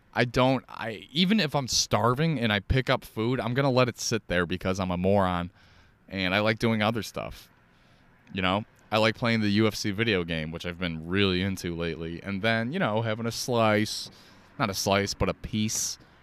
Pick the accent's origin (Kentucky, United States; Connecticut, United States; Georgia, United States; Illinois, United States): Illinois, United States; Chicago; Chicago, Chicago, my hometown.